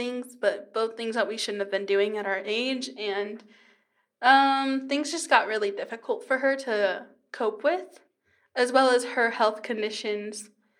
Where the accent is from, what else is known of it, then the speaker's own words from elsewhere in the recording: Kingman, Arizona, United States; born there; I don't actually know what to tell them just because I'm from all over.